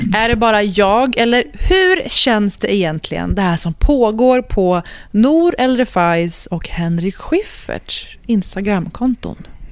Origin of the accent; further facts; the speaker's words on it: Sweden; jag är född och uppvuxen i Sverige